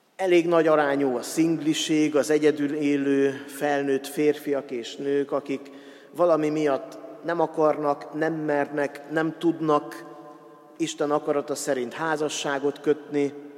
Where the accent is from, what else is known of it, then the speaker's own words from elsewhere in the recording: Hungary; first language Hungarian; a magyar nyelvet és a magyar nyelvtant tanultuk meg leghamarabb